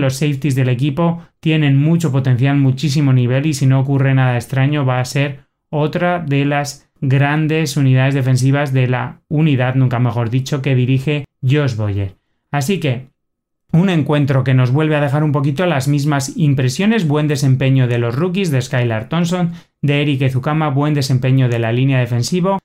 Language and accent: Spanish; Spain; en nuestro territorio español